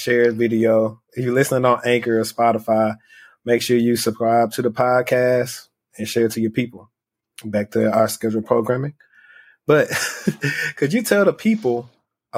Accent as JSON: {"language": "English", "region": "Louisiana", "country": "United States", "said": "I'm from Louisiana"}